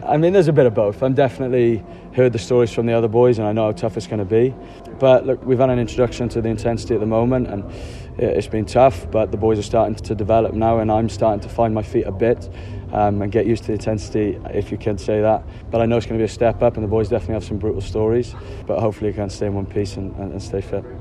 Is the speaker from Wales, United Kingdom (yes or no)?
yes; Wales, United Kingdom